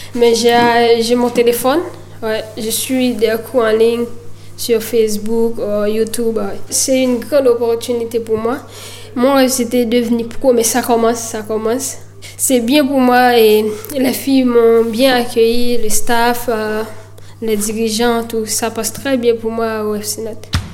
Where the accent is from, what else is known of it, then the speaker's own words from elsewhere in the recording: Miragoâne, Nippes, Haiti; moved away as an adult; now in Nantes, France; en Haïti, dans ma ville natale, Miragouane